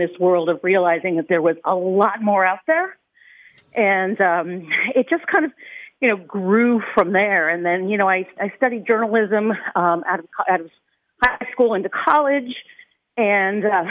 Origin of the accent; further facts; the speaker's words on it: Los Angeles, California, United States; moved away; also born or lived in Ireland; the part of the San Fernando Valley where I grew up is all Native American burial ground. And it was specifically Chumash and Gabrieleno Indians who were in that territory. And the region where I grew up in Granada Hills